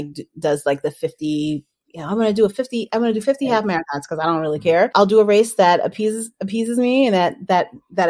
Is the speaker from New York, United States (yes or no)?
yes; New York City, New York, United States; I grew up in Brooklyn, New York, Nueva York